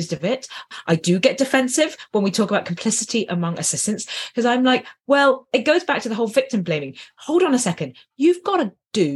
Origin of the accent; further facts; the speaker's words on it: United Kingdom; I'm British